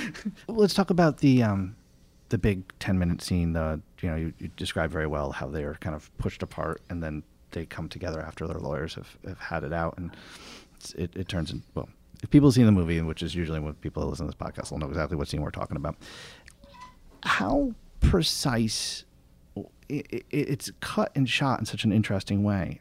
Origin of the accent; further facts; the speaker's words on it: New York, United States; as a New Yorker